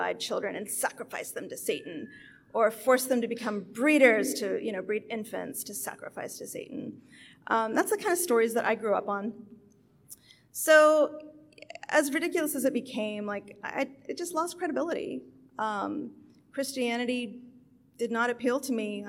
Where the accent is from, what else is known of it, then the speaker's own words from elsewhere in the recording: Appalachia, West Virginia, United States; now in Houston, United States; I was raised Pentecostal in Appalachia.